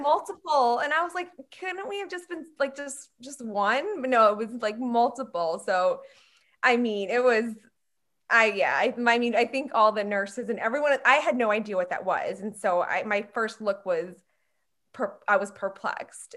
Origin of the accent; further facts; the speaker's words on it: Long Island, New York, United States; moved away as an adult; now in Atlanta, United States; I was raised in New York on Long Island.